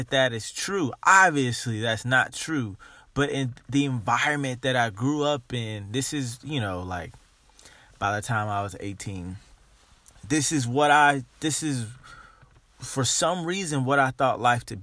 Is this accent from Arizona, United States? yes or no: no; Dayton, Ohio, United States; Growing up in Dayton, Ohio